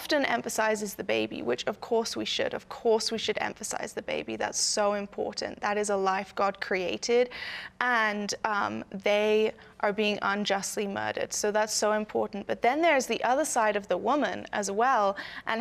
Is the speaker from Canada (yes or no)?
no; United Kingdom; now in United States; I am not American. I'm actually British.